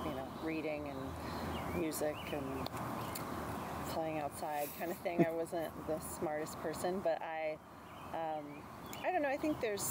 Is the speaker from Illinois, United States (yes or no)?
no; Bloomington, Indiana, United States; I grew up in Bloomington, Indiana